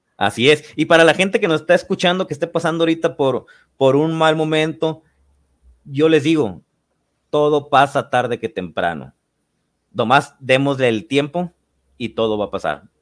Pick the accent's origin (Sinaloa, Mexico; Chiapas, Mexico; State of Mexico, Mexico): Sinaloa, Mexico; Los Mochis; moved away; Yo soy de la ciudad de, los mochis, me fui a, mi ciudad natal